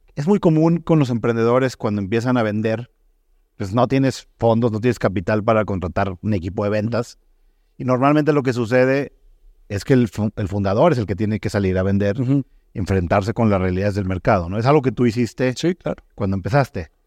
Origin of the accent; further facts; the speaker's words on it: Mexico; also born or lived in Germany; como era mexicano